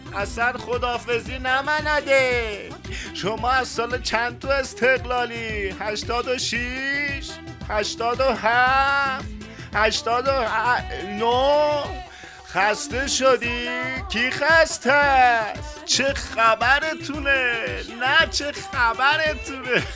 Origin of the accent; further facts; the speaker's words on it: Khuzestan, Iran; ما بچه خوزستانم